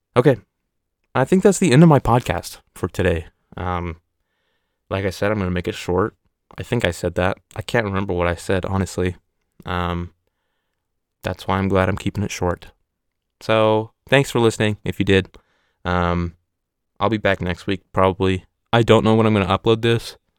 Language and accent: English; Oregon, United States; I'm from Oregon